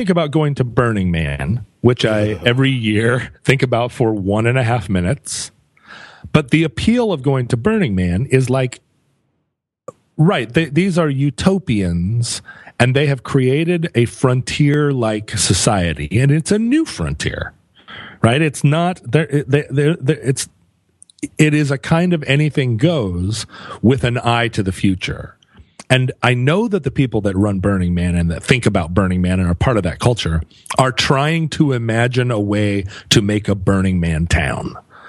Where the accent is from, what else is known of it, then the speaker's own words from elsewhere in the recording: United States; Well, you know, I grew up on Capitol Hill here, where a lot of the people I knew and some of the people that I was in relationships with were also in the sex trades.